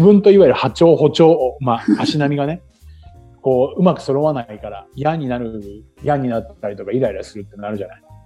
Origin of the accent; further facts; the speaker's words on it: Chiba, Japan; now in Okinawa, Japan; 僕の生まれ育った千葉